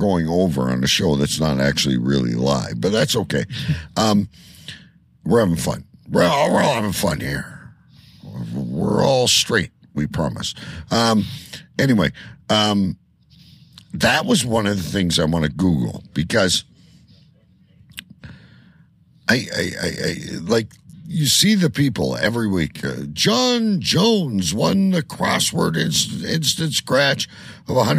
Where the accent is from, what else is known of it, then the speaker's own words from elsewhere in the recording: Windsor, Ontario, Canada; my hometown of Windsor